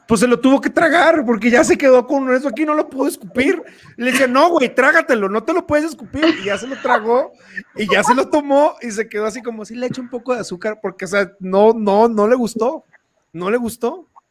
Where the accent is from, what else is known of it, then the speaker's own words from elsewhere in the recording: Tabasco, Mexico; now in Querétaro, Mexico; cuando a mí me preguntan que si de dónde soy, orgullosamente sin pedo saco el cobre y digo, soy de Tabasco y a mucha honra